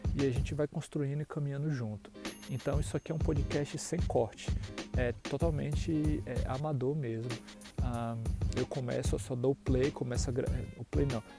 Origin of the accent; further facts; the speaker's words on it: Ilhéus, Bahia, Brazil; moved away as an adult; also born or lived in São Paulo, Brazil; now in Madison, United States; nascido e criado na cidade de Ilhéus, Bahia, com muito orgulho, sou baiano.